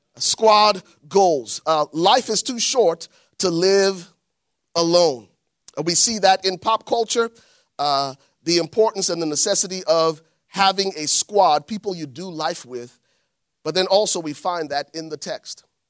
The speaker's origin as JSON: {"language": "English", "country": "Liberia", "tie": "born or raised there", "moved": "yes", "said": "growing up in Liberia"}